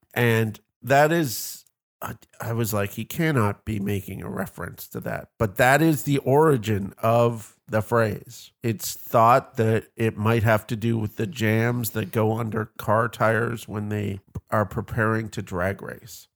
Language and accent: English; Canada; I come from Canada, the land of lakes